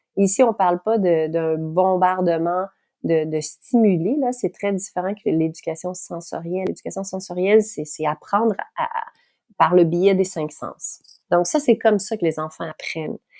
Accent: Quebec, Canada; accent: Québécois; je parle en québécois, hein, parce que je suis québécoise

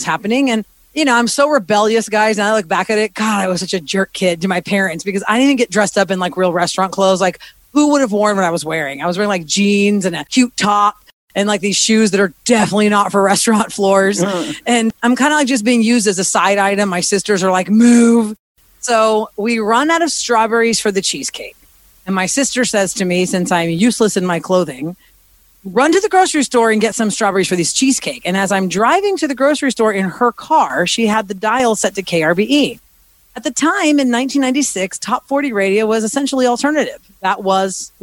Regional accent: Houston, Texas, United States; moved away as an adult; also born or lived in Philadelphia; Born and raised in Houston, Texas, to a Greek family. My parents were born in Greece. I'm a first generation Greek American

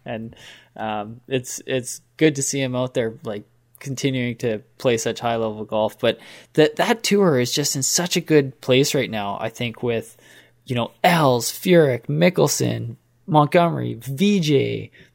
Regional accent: Canada; we are Canadian

